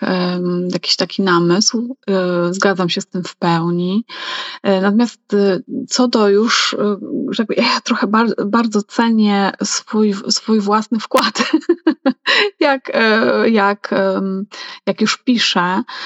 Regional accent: Masovian Voivodeship, Poland; Ja jestem z Mazowsza

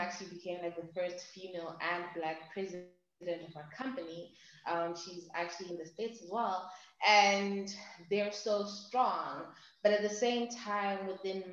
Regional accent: Zimbabwe; I'm from Zimbabwe

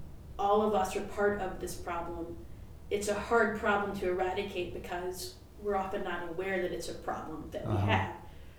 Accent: the South, United States; particularly as a white person, growing up in the South

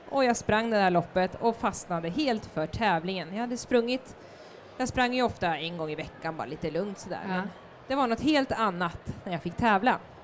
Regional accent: Norrköping, Östergötland, Sweden; min hemstad Norrköping

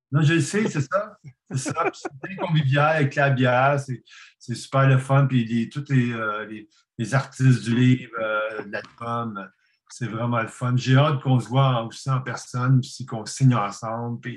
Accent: Gatineau, Quebec, Canada; Gatineau, les deux animateurs, on est Gatineau.

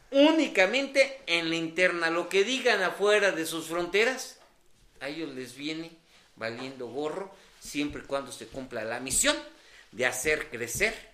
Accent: Mexico

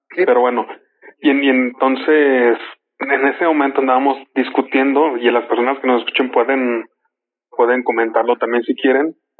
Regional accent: Mexico; somos mexicanos y guadalupanos

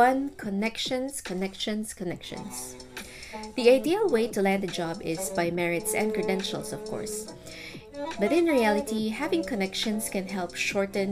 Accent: Philippines; moved away as an adult; now in Singapore; my home country, the Philippines

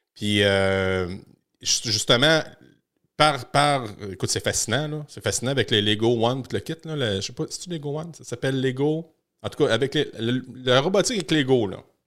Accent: Victoriaville, Quebec, Canada; chez nous à Victo

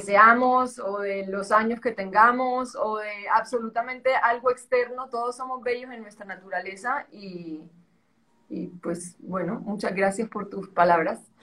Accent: Santa Marta, Magdalena, Colombia; accent: costeño; moved away; also born or lived in Bogotá / Spain; Yo nací en Bogotá, pero muy, muy pequeñita, a los tres o seis meses, no recuerdo, obviamente no recuerdo, pero no recuerdo lo que me dijo mi mamá si era a los tres o a los seis. Eh, me fui a vivir a Santa Marta, ahí crecí

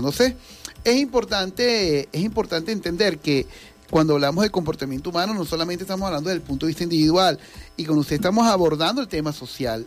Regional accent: Venezuela; Nosotros los venezolanos

